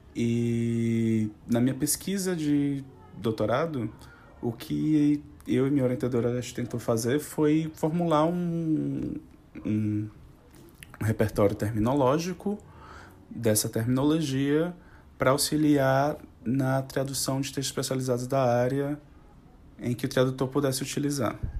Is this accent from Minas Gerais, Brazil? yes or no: no; Fortaleza, Ceará, Brazil; Eu, na verdade, sou natural de Fortaleza, no Ceará